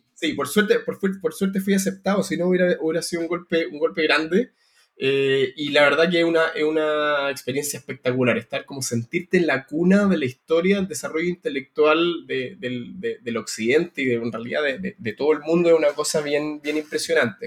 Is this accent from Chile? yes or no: yes; Santiago, Santiago Metropolitan Region, Chile; moved away as an adult; now in London, United Kingdom; Yo soy eh, el hermano más chico de una familia de Santiago